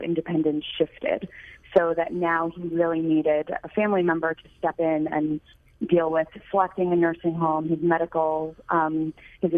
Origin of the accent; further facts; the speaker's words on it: New York, United States; moved away as an adult; also born or lived in Michigan; I grew up in New York and first went to the Midwest to attend the University of Michigan